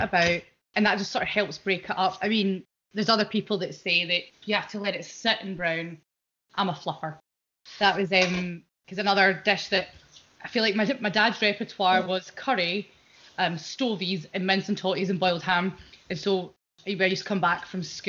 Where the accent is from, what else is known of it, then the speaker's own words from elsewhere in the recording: Glasgow, Scotland, United Kingdom; moved away as an adult; also born or lived in Edinburgh; now in London, United Kingdom; back in Glasgow, and I've been down in London quite a long time now